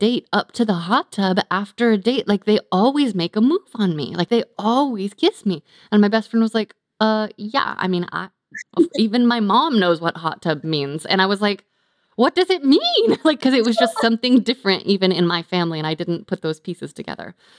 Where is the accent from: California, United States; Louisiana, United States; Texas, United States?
California, United States; I grew up in California